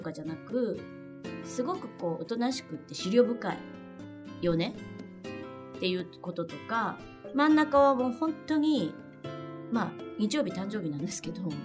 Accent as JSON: {"language": "Japanese", "region": "Kansai", "country": "Japan", "said": "うちはもう関西人なんで。私も主人も。"}